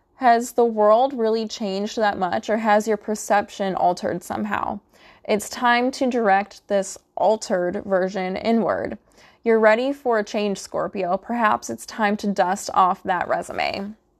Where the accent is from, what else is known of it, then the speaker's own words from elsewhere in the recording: Midwest, United States; I'm from the Midwest